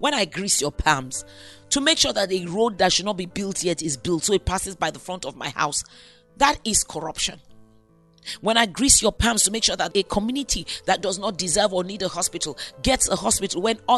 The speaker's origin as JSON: {"language": "English", "country": "Nigeria", "said": "I'm a Nigerian"}